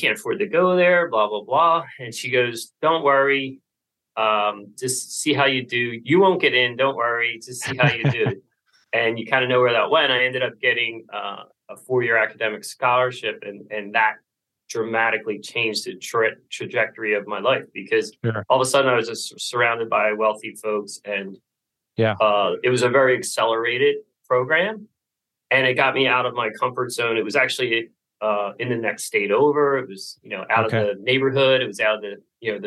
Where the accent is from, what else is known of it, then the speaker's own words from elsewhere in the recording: Philadelphia, Pennsylvania, United States; I'm from the Philadelphia area.